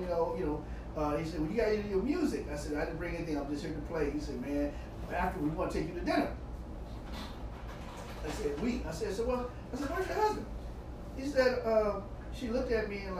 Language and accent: English; St. Louis, Missouri, United States; moved away; I was raised in St. Louis